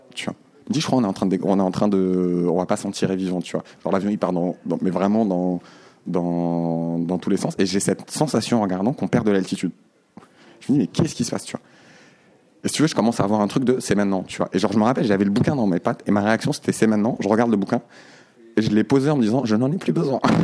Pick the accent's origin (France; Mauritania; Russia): Mauritania; Nouakchott; je suis né euh, à Nouakchott, tu vois, à cet endroit-là, en 87